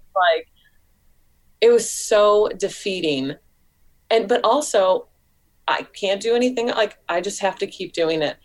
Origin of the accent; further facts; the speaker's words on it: St. Louis, Missouri, United States; moved away as an adult; now in Columbia, United States; I grew up in St. Louis, which is like a you know popular yes. city, and yeah, in Missouri